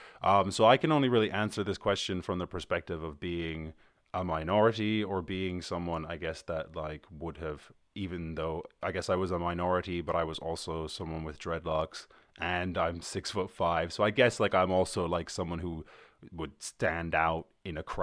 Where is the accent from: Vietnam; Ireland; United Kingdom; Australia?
Ireland; I'm from Ireland